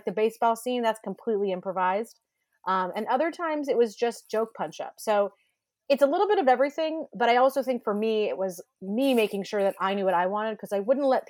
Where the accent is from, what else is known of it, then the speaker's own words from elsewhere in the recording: California, United States; I grew up in California